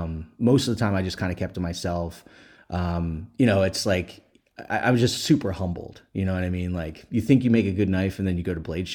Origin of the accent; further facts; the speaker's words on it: Philadelphia, Pennsylvania, United States; moved away as an adult; now in Las Vegas, United States; So I'm from Pennsylvania. I'm from Philadelphia originally. And I didn't have the most, conventional, normal upbringing.